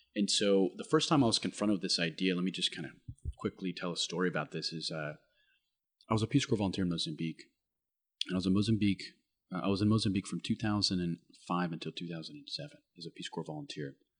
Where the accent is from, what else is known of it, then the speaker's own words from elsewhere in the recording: United States; my identity as an American